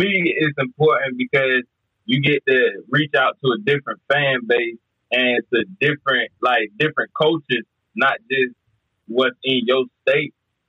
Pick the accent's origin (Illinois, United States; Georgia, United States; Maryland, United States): Georgia, United States; Atlanta; moved away; I'm originally from Atlanta, so you know what I'm saying? Got a lot of links down there, you know?